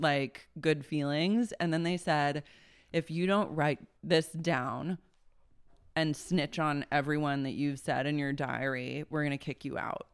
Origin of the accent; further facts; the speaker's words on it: Oklahoma City, Oklahoma, United States; I grew up in Oklahoma City, we battled raccoons all the time